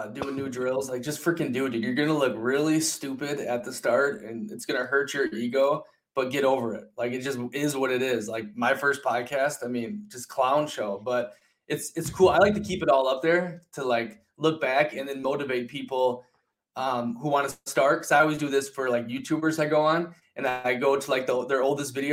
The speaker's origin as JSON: {"language": "English", "region": "Minnesota", "country": "United States", "tie": "born or raised there", "moved": "yes", "said": "growing up in Minnesota"}